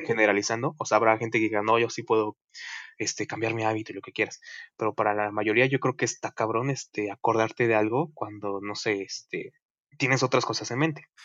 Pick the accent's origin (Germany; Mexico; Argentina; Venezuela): Mexico; somos mexicanos